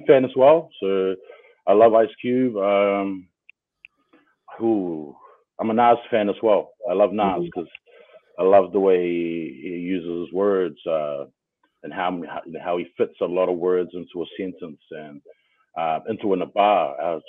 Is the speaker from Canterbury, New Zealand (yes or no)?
no; Auckland, New Zealand; born and bred in Otara